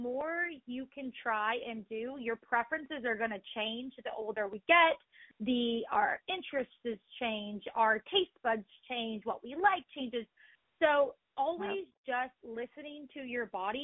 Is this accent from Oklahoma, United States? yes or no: yes; Oklahoma, United States; I grew up in Oklahoma on a farm.